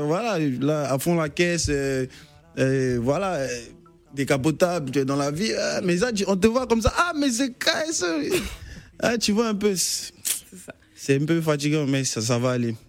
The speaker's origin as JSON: {"language": "French", "country": "Côte d’Ivoire", "said": "étant un enfant du pays"}